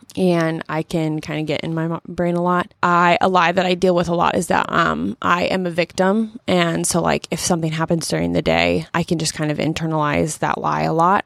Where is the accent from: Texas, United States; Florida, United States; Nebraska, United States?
Nebraska, United States; Omaha; now in Lincoln, United States; I grew up in Omaha